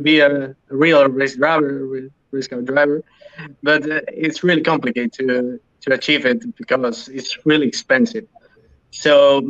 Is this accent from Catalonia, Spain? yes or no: no; Almería, Andalusia, Spain; I'm from Almeria. It's a city from the southeast of Spain.